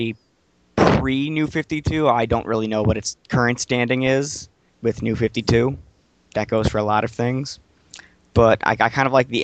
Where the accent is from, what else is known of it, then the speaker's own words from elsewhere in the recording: Detroit, Michigan, United States; I'm from Detroit.